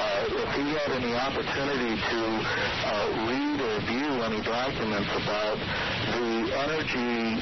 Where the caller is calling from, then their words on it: Santa Fe, New Mexico, United States; I'm calling from San Fe